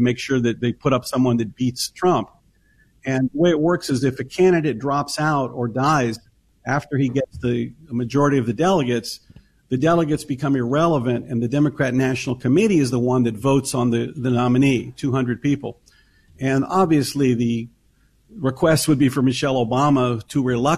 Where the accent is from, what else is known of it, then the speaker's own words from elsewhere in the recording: Tennessee, United States; I grew up in Tennessee in the South in the 70s